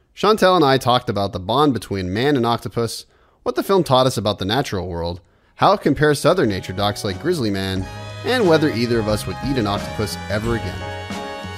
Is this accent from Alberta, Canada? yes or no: no; Toronto, Ontario, Canada; we grew up in Toronto